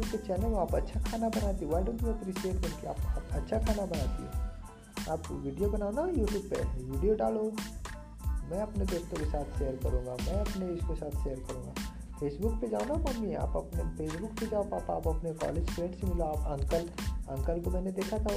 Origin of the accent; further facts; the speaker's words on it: Bihar, India; also born or lived in Mumbai / Pune; basically मैं बिहार से हूँ मतलब bot and born of Bihar but right रहा हूँ डिसाइडिंग मुंबई तो पुणे में बहुत जगह रहा